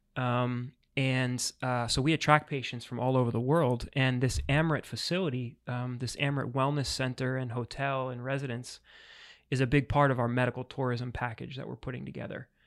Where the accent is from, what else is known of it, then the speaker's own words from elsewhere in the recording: New York, United States; moved away as an adult; now in Florida, United States; I'm originally from New York, but Florida's been home for six years